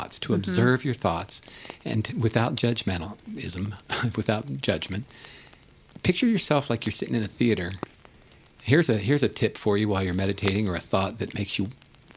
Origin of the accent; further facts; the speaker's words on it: East Coast, United States; now in Colorado, United States; I grew up on the East Coast